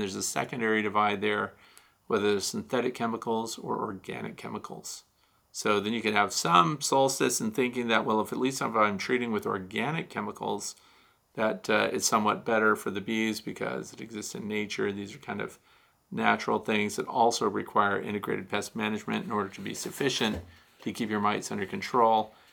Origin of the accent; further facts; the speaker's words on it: Australia; now in Montana, United States; I'm in Montana. It's my first time having bees. I'm originally from Australia, so it's much warmer there so from Australia to Montana.